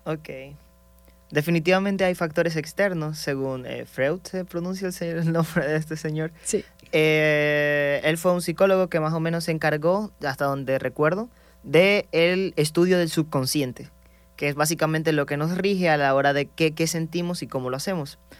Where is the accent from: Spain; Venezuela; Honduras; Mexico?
Venezuela; Maracaibo, Zulia; soy proveniente de Venezuela. Entonces, de donde vengo exactamente es del estado Zulia, la ciudad Maracaibo.